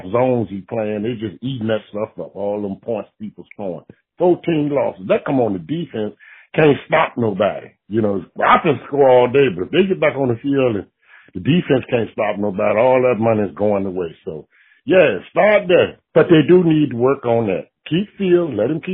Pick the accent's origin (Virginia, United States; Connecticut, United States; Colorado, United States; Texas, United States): Virginia, United States; Richmond; I'm from Richmond, Virginia